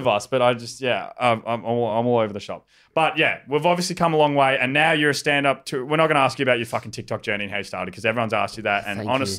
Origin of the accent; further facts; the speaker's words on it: Albury, New South Wales, Australia; I'm from Albury